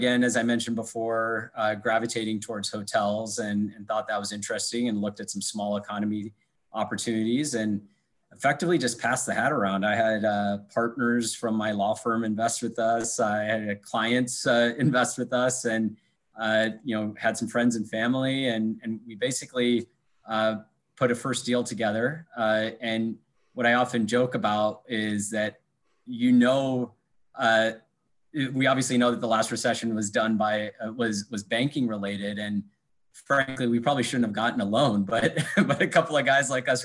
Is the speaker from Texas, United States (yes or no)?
no; Iowa, United States; also born or lived in New York / Michigan; now in Chicago, United States; I'm originally from Iowa.